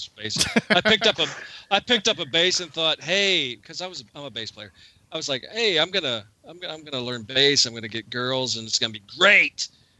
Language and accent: English; just north of Pittsburgh, Pennsylvania, United States; I'm originally from just north of Pittsburgh in Pennsylvania.